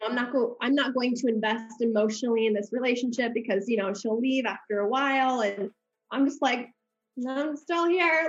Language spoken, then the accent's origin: English; Omaha, Nebraska, United States; moved away as an adult; now in Colombia; I grew up in uh, Omaha, Nebraska until I was 18